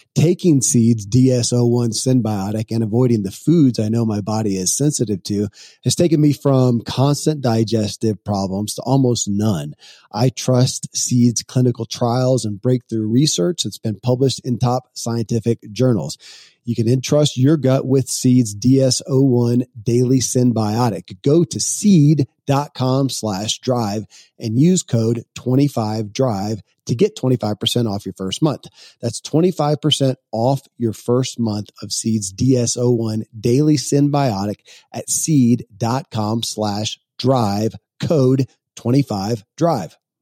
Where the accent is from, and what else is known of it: Kentucky, United States; born or raised there